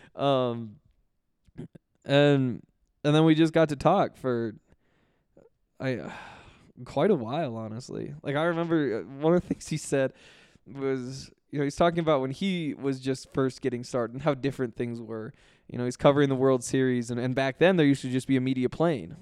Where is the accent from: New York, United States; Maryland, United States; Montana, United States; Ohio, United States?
Montana, United States; Columbia Falls; moved away as an adult; also born or lived in Missoula, Montana; now in Denver, United States; I grew up in Columbia Falls, went to school at the University of Montana, like two hours away